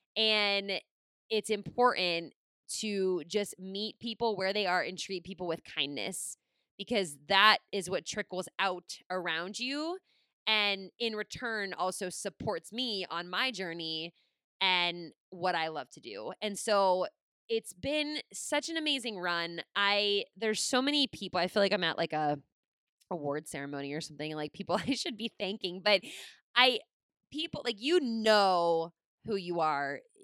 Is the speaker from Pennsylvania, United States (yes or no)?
yes; Pittsburgh, Pennsylvania, United States; moved away as an adult; I was from Pittsburgh